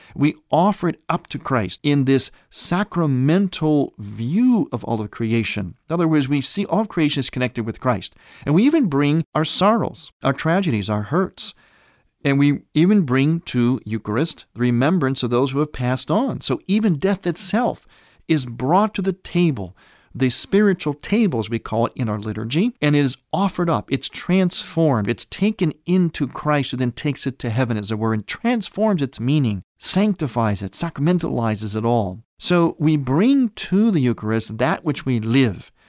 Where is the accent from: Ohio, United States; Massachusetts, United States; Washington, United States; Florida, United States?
Ohio, United States; Cleveland; now in Chicago, United States; my hometown area of Cleveland, Ohio, though I now have been a resident of Chicago area for a number of years now